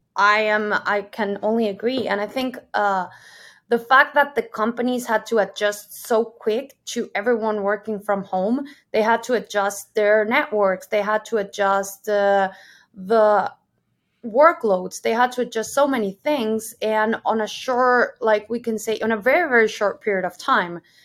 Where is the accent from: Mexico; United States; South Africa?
Mexico; moved away as an adult; also born or lived in Germany; now in Amsterdam, Netherlands; I'm originally from Mexico. I'm currently living in Amsterdam, in the Netherlands.